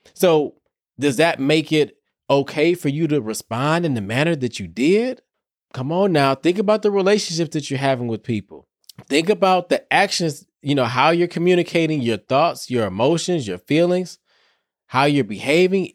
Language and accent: English; Detroit, Michigan, United States; Y'all know I'm from Detroit.